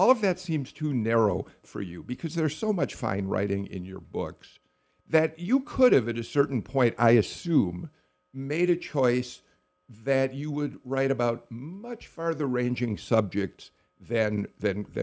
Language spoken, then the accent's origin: English; Skokie, Illinois, United States; now in Georgia, United States; I grew up just outside of Chicago in a town called Skokie